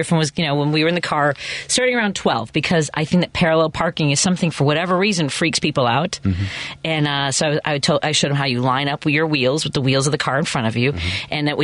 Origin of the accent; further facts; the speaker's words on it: Chicago, Illinois, United States; moved away as an adult; also born or lived in Champaign, Illinois; now in Nashville, United States; I grew up in Chicago, and I went to school in Champaign, but other than that, I really didn't live anywhere else in the world for any extended period of time.